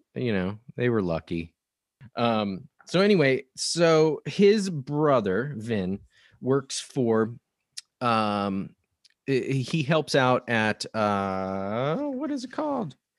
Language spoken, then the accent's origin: English; Nebraska, United States; now in Portland, United States; I grew up in Nebraska